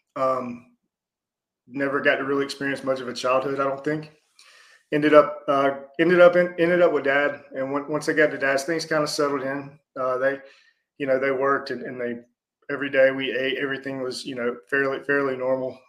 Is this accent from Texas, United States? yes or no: no; Atlanta, Georgia, United States; born in South Atlanta, so that was back in 1980